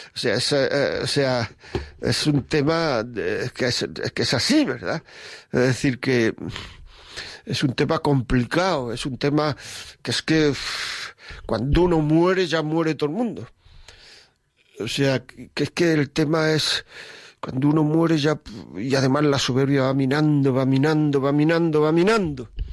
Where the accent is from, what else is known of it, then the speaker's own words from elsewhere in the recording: Granada, Andalusia, Spain; Yo soy de Granada